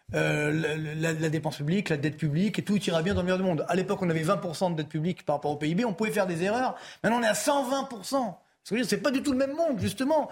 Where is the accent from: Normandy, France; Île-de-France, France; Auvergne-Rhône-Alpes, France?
Île-de-France, France; Orly; je viens des HLM d'Orly, donc je suis pas loin de Créteil